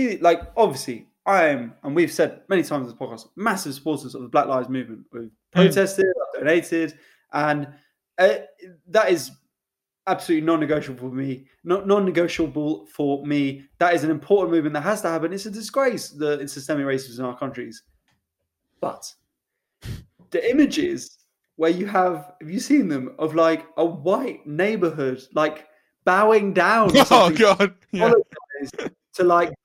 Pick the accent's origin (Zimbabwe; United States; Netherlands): United States; Hollywood, California; because I remember distinctly growing up in Hollywood, the rule was